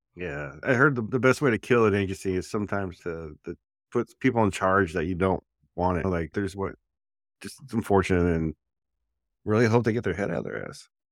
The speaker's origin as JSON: {"language": "English", "region": "New Jersey", "country": "United States", "tie": "born or raised there", "said": "when I was growing up in Jersey"}